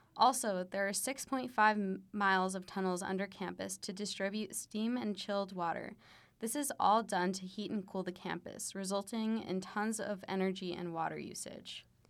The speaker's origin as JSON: {"language": "English", "town": "Flagstaff", "region": "Arizona", "country": "United States", "tie": "born or raised there", "said": "I grew up in Flagstaff, Arizona, where all there is to do is play outside."}